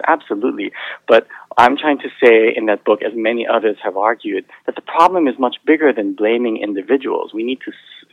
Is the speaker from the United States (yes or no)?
yes; Hawaii, United States; moved away; So I grew up in Hawaii, and my mother was actually a teacher